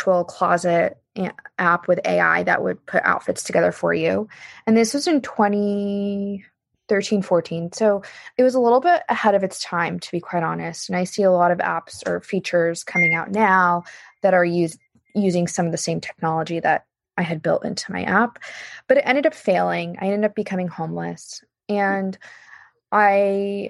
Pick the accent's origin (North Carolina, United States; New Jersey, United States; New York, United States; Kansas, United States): Kansas, United States; moved away as an adult; now in Los Angeles, United States; I moved from Kansas, and I'm growing up in Kansas was really difficult for me because I'm Egyptian